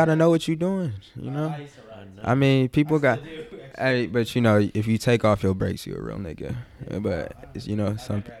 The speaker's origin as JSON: {"language": "English", "town": "Sacramento", "region": "California", "country": "United States", "said": "We're actually from South Sac Pocket, Greenhaven."}